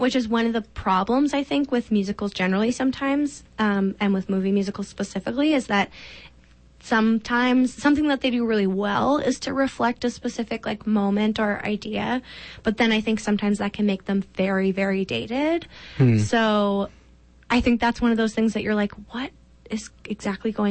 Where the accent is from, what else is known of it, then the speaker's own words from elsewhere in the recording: Regina, Saskatchewan, Canada; growing up in Regina, you don't have a ton of opportunity, especially at the time that we grew up